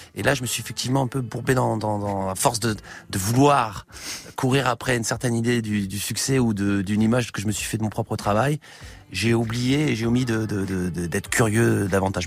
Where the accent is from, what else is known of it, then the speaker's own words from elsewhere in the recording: Metz, Grand Est, France; also born or lived in Paris; J'ai grandi à Metz